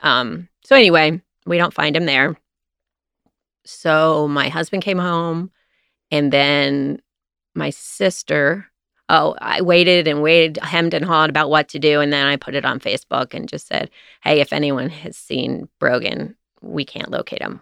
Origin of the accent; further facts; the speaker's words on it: Cincinnati, Ohio, United States; also born or lived in Walnut Hills, Cincinnati / Atlanta; I grew up in, partially in Mount Lookout